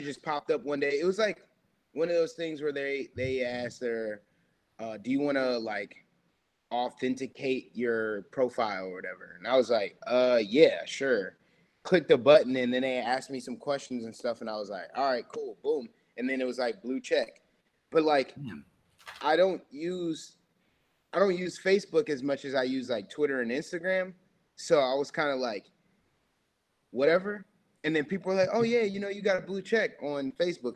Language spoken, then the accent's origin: English; Cleveland, Ohio, United States; moved away as an adult; now in Columbus, United States; I'm originally from Woodmere Village in Cleveland, Ohio, but I live in Columbus.